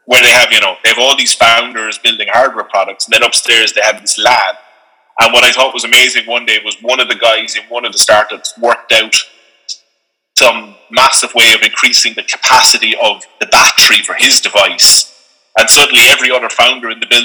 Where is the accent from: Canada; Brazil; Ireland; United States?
Ireland; we have as Irish people